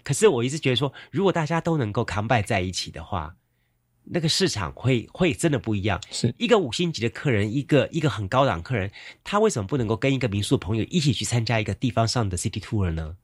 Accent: Yancheng District, Kaohsiung, Taiwan; 我小时候住在盐城区

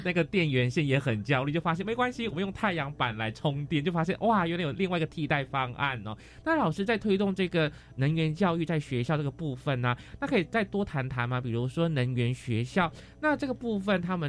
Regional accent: Malaysia; moved away; 因为我是马来西亚人嘛，那在马来西亚为一赤道，其实我们的太阳是很充足的

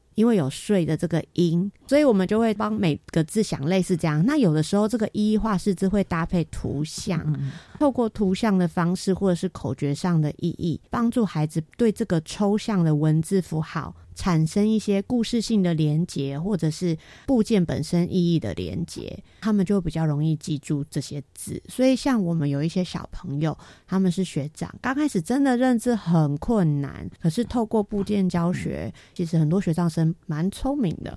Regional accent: Taipei, Taiwan; moved away as an adult; now in Taitung, Taiwan; 我是台北人

